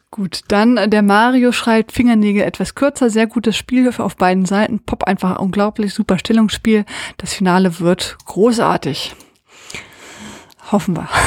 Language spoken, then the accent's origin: German; Austria; ja, als, ich, als Österreicher.